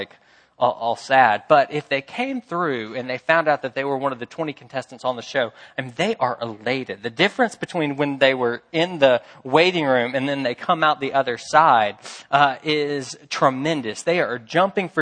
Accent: Memphis, Tennessee, United States; I'm from Memphis

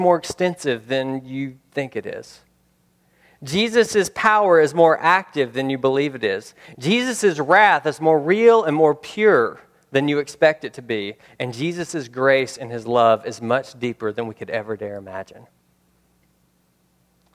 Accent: United States

